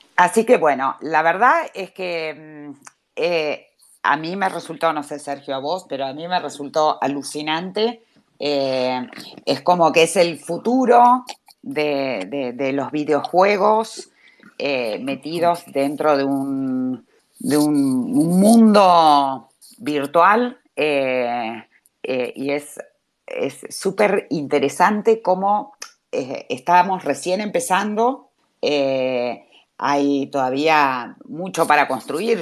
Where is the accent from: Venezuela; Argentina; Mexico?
Argentina; somos argentinos